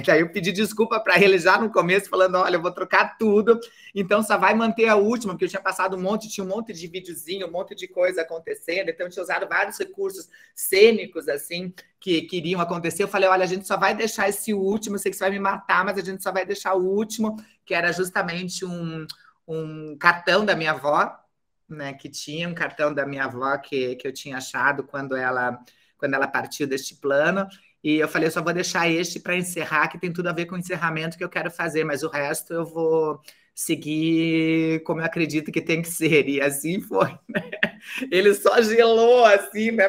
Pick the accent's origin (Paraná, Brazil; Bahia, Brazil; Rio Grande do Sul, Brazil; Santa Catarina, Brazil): Paraná, Brazil; Curitiba; born or raised there